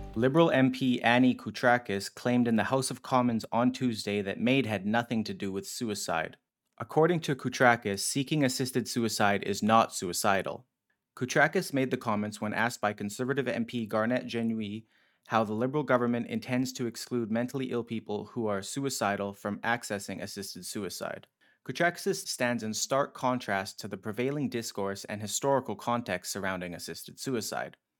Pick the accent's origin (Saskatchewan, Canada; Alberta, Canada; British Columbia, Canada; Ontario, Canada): Alberta, Canada; Edmonton; my hometown of Edmonton.